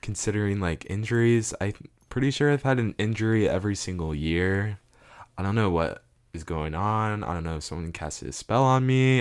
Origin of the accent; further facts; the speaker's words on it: South Florida, United States; also born or lived in Ghana; I'm from South Florida